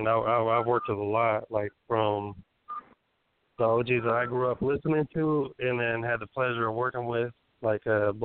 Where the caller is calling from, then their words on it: California, United States; Northern California